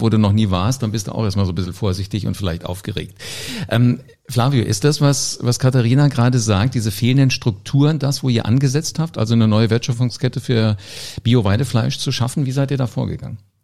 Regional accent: Oberjosbach, Hesse, Germany; ich bin groß geworden auf dem Dorf. Äh, Oberjosbach, das ist in der Nähe hier von, von Wiesbaden

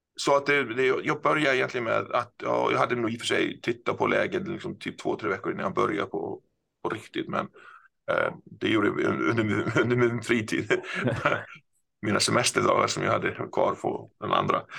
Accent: Iceland; Swedish is a second language; moved away as an adult; also born or lived in Gothenburg, Sweden; now in Stockholm, Sweden; det som kanske några hör så är jag inte svensk. Jag eh, är född och uppvuxen på Island

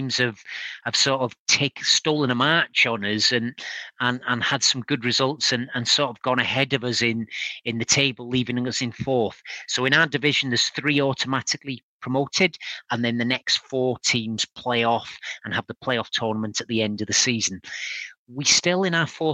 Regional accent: Wales, United Kingdom; We sing our national anthem

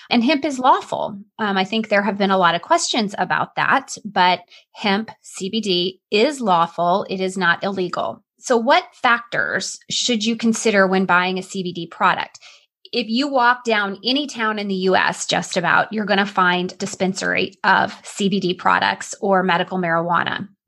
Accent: Illinois, United States; accent: Southern Illinois; And you'll probably notice that my Southern Illinois accent comes out. Anytime I hear Southern accents, it's like I oh. revert back from the Northeast accent to my roots.

